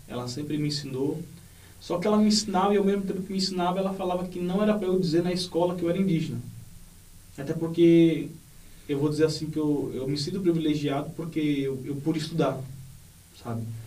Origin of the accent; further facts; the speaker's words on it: Nova Glória, Bahia, Brazil; now in Guarulhos, Brazil; sou indígena do povo Pancararé. A minha aldeia ela fica no estado da Bahia